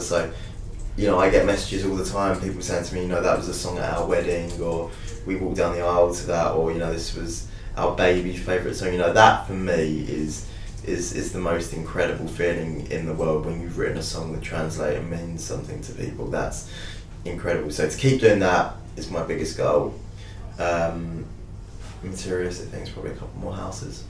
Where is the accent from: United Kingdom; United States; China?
United Kingdom; I'm a British artist